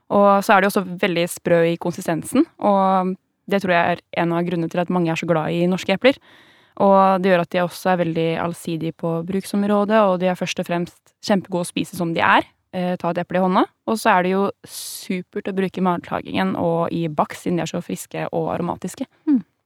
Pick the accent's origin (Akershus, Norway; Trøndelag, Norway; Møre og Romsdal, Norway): Akershus, Norway; Vestby; i Vestby, der jeg vokste opp